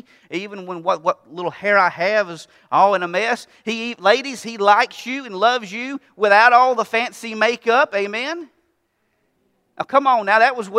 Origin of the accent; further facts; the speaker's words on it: North Carolina, United States; accent: North Carolina Southern twang; I have this North Carolina Southern twang.